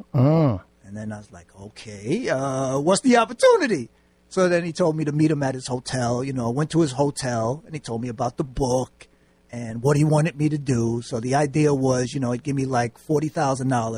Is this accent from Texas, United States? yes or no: no; New York City, New York, United States; moved away as an adult; also born or lived in North Haven; I'm from New York. I'm a New Yorker by heart.